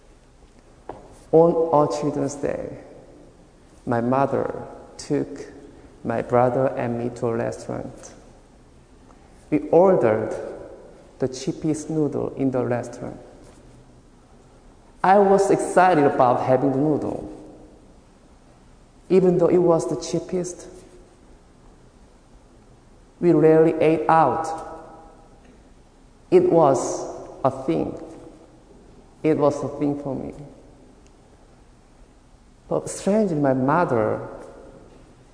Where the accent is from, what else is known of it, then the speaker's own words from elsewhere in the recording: South Korea; moved away; originally I am from South Korea